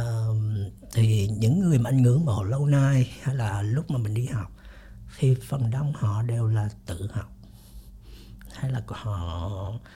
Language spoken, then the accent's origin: Vietnamese; Vietnam; moved away; also born or lived in United States; mình đi lâu quá mình mặc dù mình là gốc Việt nhưng sống bên Mỹ rồi thì mình nó khác